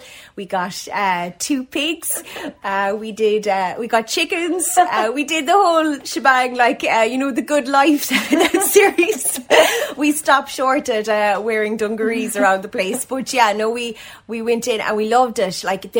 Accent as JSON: {"language": "English", "town": "Annascaul", "region": "Munster", "country": "Ireland", "tie": "born or raised there", "also_born_or_lived": "Cork", "moved": "as an adult", "lives_now": "Ballydehob, Ireland", "said": "We moved 8 years ago last week because both of us came from rural communities. I come from West Kerry, a place called Annascaul"}